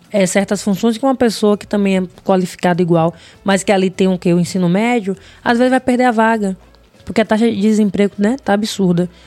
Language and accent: Portuguese; Northeast Region, Brazil; Porque eu sou mulher e sou preto, sou do Nordeste?